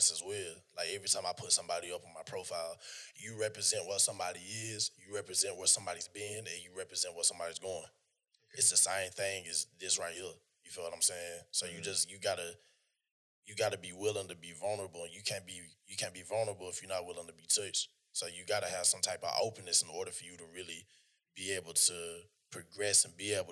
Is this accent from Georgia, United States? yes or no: yes; North Georgia, United States; I'm from Georgia. I'm from North Georgia. I'm from the sticks.